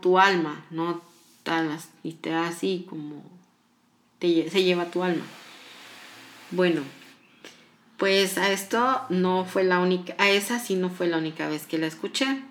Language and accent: Spanish; Morelos, Mexico; yo soy mexicana, soy del estado de Morelos